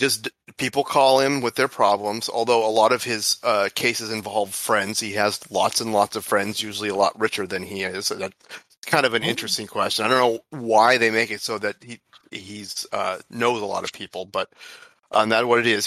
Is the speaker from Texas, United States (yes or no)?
no; Salem, Oregon, United States; also born or lived in Orange County, California; I grew up in Salem, which was like, you know, a thousandth of the cool of Portland